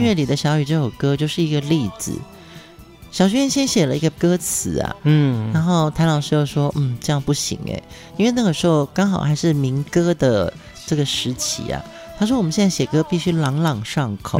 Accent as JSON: {"language": "Chinese", "region": "Pingtung County", "country": "Taiwan", "tie": "born or raised there", "moved": "yes", "said": "屏东是我的家乡"}